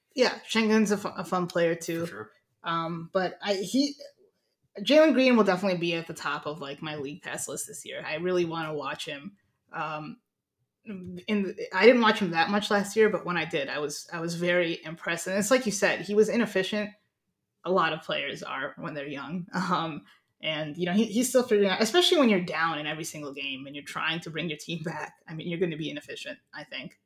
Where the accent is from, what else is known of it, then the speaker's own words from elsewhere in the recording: Ohio, United States; we're from Ohio